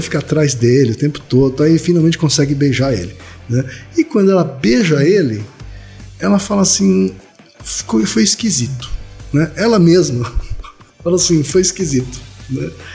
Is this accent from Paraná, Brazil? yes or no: yes; northern Paraná, Brazil; Sarandi é pertinho da minha terra, Thaí